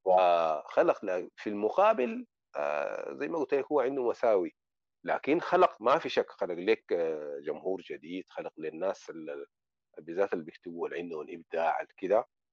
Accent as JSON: {"language": "Arabic", "country": "Sudan", "moved": "yes", "lives_now": "Morocco", "said": "عندنا في السودان"}